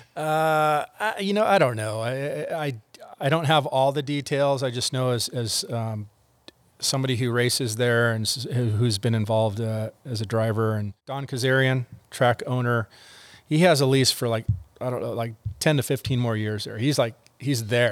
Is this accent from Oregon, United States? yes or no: no; El Segundo, California, United States; moving to El Segundo, my hometown